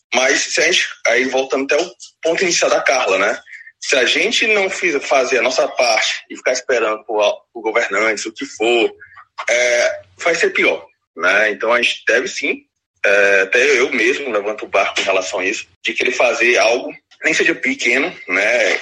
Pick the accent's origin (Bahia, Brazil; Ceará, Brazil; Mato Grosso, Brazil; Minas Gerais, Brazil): Ceará, Brazil; Fortaleza; sou aqui do Nordeste, né, de Fortaleza, do Brasil.